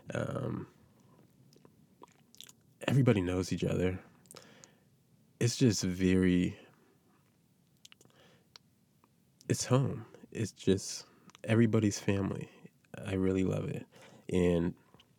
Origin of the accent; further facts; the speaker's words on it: North Preston, Nova Scotia, Canada; I'm from North Preston.